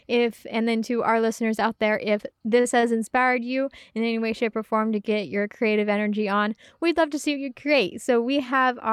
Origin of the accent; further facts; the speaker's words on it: Northern California, United States; I remember in my hometown, there was a group that met in a coffee shop in in Northern California.